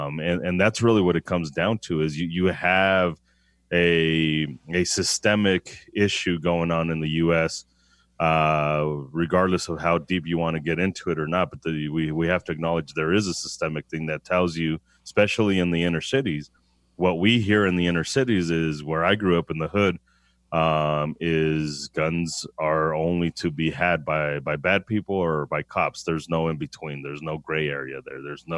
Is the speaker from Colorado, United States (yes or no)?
yes; Denver, Colorado, United States; parents are from Mexico. I was born and raised in Denver to migrant parents, first generation born here in the U.S.